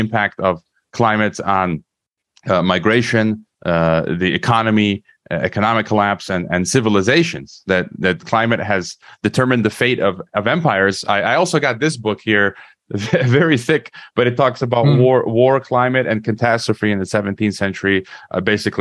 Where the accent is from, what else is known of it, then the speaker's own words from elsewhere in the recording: Chicago, Illinois, United States; my hometown, which is Chicago